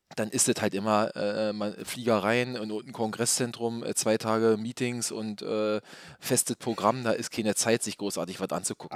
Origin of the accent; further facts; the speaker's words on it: Berlin, Germany; hier als Berliner